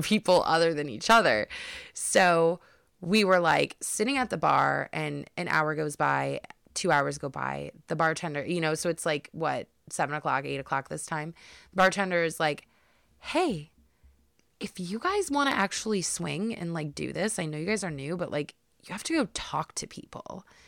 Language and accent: English; Cleveland, Ohio, United States; me and Brad, uh, we are from Cleveland, Ohio